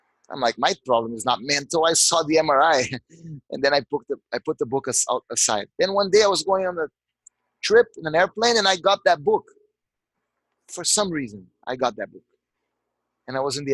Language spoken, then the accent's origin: English; Rio de Janeiro, Brazil; moved away; I grew up in Jardim Botânico, the botanical garden of Rio de Janeiro